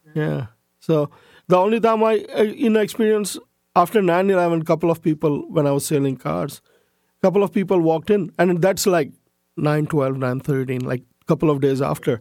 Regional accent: Karachi, Sindh, Pakistan; also born or lived in United States; now in Canada; I grew up in Pakistan as a majority Muslim, all my friends were non-Muslims.

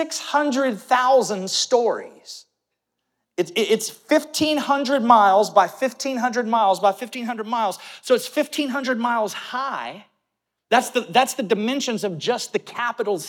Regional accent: St. Cloud, Florida, United States; When I was growing up and mom and dad started this church, now you have to remember, there was not a Walmart in St. Cloud

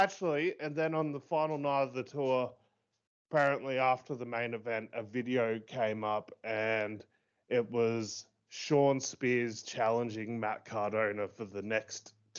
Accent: Australia; even as an Aussie

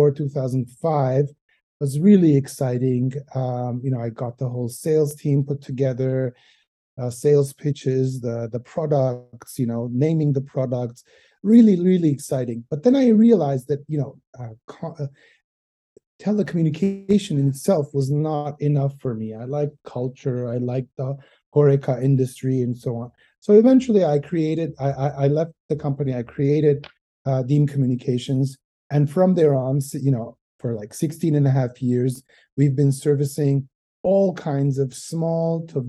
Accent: Montreal, Quebec, Canada; moved away as an adult; now in Armenia; I'm originally from Montreal. That's where I grew up and I studied

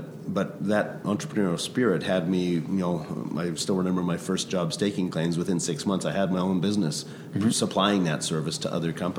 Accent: Vancouver, British Columbia, Canada; also born or lived in Grande Prairie, Alberta; my parents had the wisdom to move to Vancouver when I was 5 years old

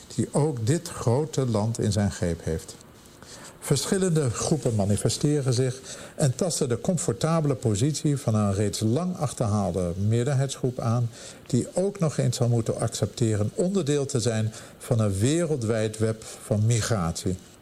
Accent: Amsterdam, North Holland, Netherlands; moved away as an adult; now in Pittsburgh, United States; bij ons in Amsterdam

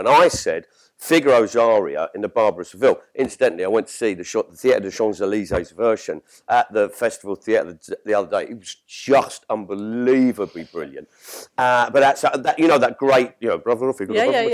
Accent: London, United Kingdom; when I was growing up in South London

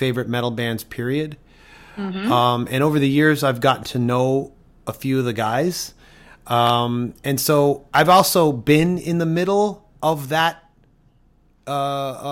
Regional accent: Toronto, Ontario, Canada; I'm from Toronto

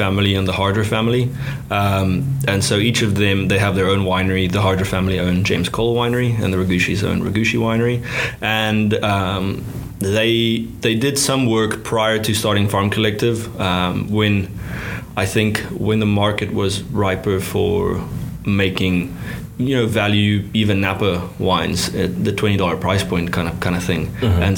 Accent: South Africa; moved away; growing up in South Africa and cutting my teeth there when I was younger

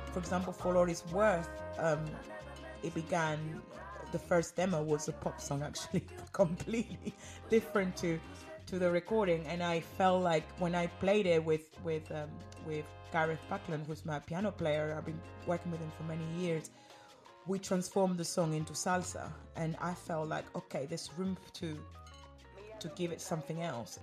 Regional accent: Argentina; now in London, United Kingdom; I knew growing up in Argentina that we were Congolese

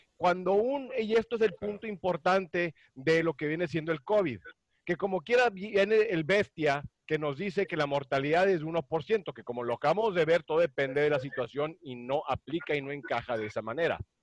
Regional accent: Monterrey, Nuevo León, Mexico; yo nací en Monterrey

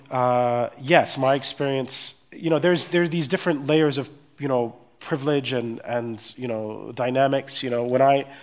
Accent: Erlangen, Bavaria, Germany; born there; I was born in Germany, I was born in, in, a, in Erlangen, I was born to US parents, but, but I, I empathize with my Afro German friends

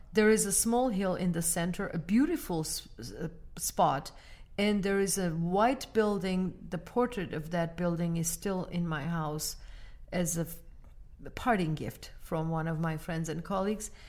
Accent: Armenia; now in United States; Armenia, my home country

